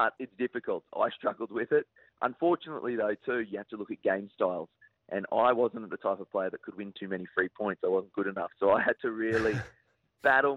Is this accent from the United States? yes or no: no; Queensland, Australia; as a Queenslander